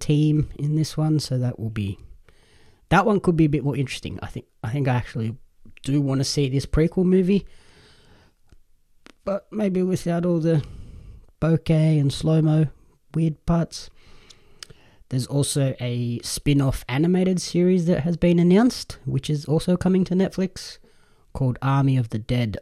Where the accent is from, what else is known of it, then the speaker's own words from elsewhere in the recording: Australia; As an Australian wrestling fan